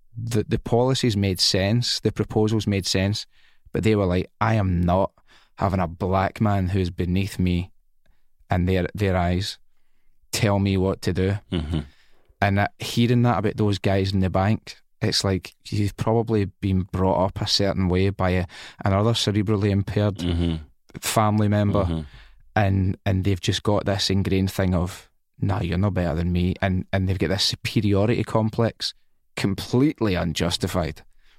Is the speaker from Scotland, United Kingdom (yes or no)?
yes; Scotland, United Kingdom; also born or lived in England / Spain; I love Scotland. I am Scottish. I've lived here. I've lived in England, lived in Spain for so many years